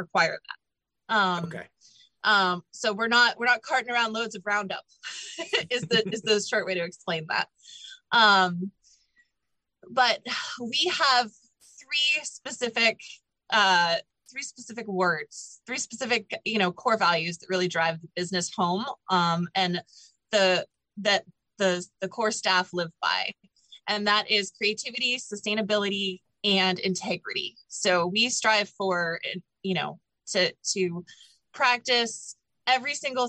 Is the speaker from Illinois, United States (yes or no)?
no; Pittsburgh, Pennsylvania, United States; moved away as an adult; also born or lived in Los Alamos, New Mexico / the South; born and raised in Pittsburgh, but I've lived all over the country. Some time in the South, some time out in the Southwest. I lived in Los Alamos, New Mexico for 4 years.